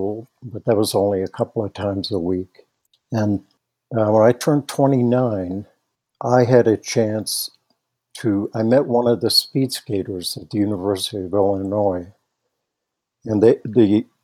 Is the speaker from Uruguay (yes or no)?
no; Netherlands; now in Nederland, Colorado, United States; I grew up in the Netherlands